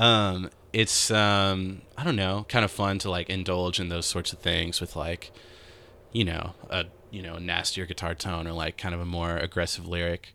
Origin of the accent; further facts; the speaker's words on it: Houston, Texas, United States; growing up in Houston where you have to drive everywhere.